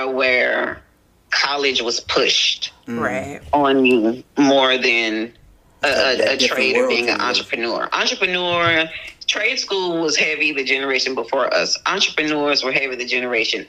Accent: Houston, Texas, United States; I'm from Houston, Texas

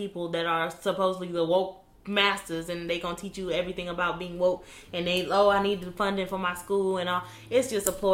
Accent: United States; We as the American people

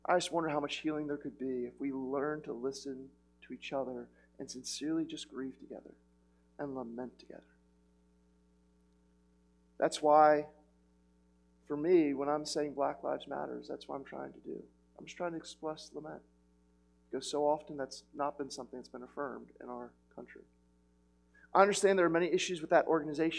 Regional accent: United States; I'm too American

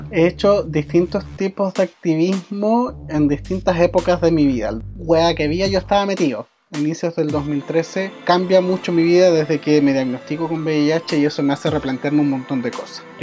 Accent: San Fernando, O'Higgins, Chile; also born or lived in Valparaíso; nací y me crié acá en San Fernando, que San Fernando es una ciudad pequeñita porque también tiene súper poco desarrollo social.

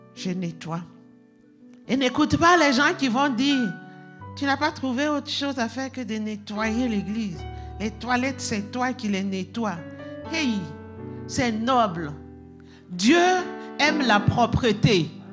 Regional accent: Burkina Faso; moved away; chez nous, au Burkina Faso

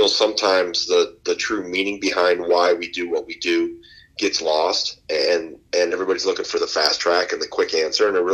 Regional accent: Wisconsin, United States; I grew up in Wisconsin.

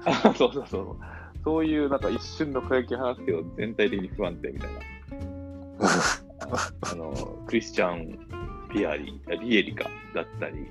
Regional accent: Tokai, Japan; 僕はあの、地元が東海なのでね、グランパスとか

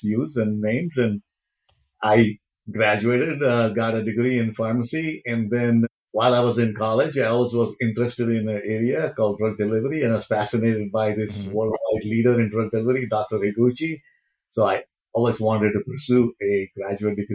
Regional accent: Mumbai, Maharashtra, India; moved away as an adult; also born or lived in Cincinnati, Ohio, United States; now in United States; I was born in India. I immigrated to US in 1980

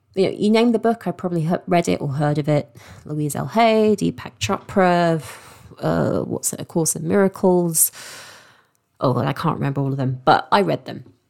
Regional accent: London, United Kingdom; moved away as an adult; also born or lived in Eastbourne; now in Sussex, United Kingdom; I grew up in London and I moved down to Sussex

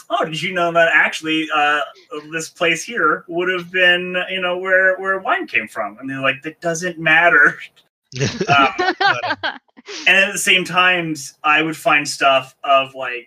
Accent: Canada; accent: Canadian; also born or lived in Luton, United Kingdom; having a very Ukrainian-sounding name and a Canadian accent

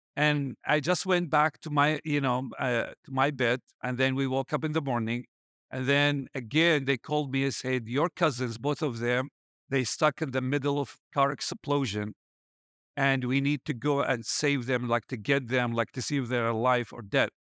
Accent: Baghdad, Baghdad Governorate, Iraq; moved away as an adult; now in Erbil, Iraq; I was born in Iraq and raised in Baghdad

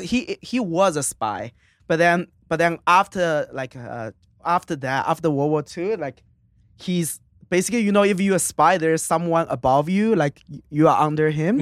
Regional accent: Suzhou, Jiangsu, China; English is a second language; moved away as an adult; now in United States; it's the city called Suzhou.

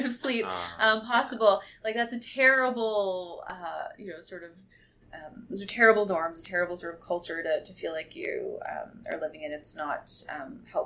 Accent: Barrie, Ontario, Canada; moved away as an adult; also born or lived in Toronto; Living downtown Toronto, I'm from Barrie, and so I was excited just to come and live in Toronto, living in the dorm away from home

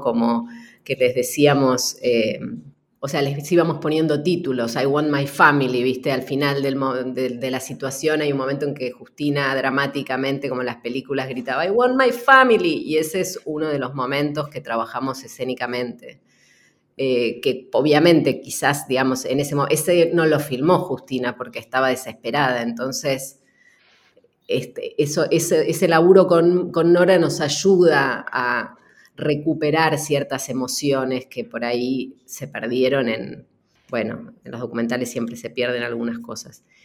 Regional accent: Buenos Aires, Argentina; estoy en la casa de mi infancia

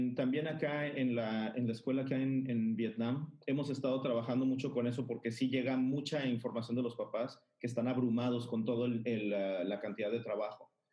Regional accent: Mazatlán, Sinaloa, Mexico; soy de Mazatlán, Sinaloa.

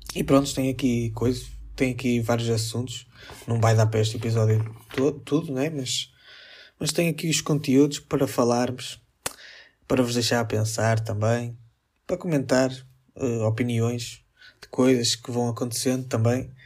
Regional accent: Northern Portugal, Portugal; accent: northern (sotaque do norte); eu também falo um bocado mais é? tipo com o sotaque do norte

